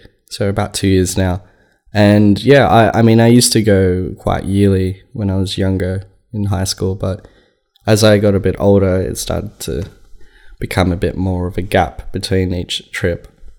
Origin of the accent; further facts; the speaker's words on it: Cairo, Cairo Governorate, Egypt; born there; I was born in Cairo. My dad's from the country.